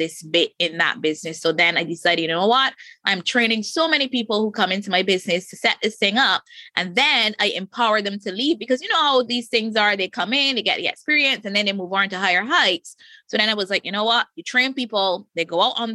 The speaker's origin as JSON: {"language": "English", "country": "Barbados", "said": "I live in the Caribbean. I'm from Barbados."}